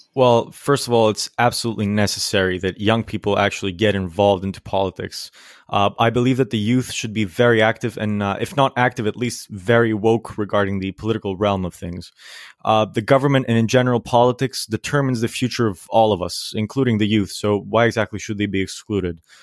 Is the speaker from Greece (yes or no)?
yes; Greece; I am from Greece.